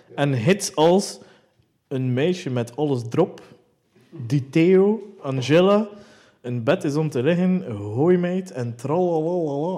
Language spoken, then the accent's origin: Dutch; West Flanders, Belgium; als West-Vlaming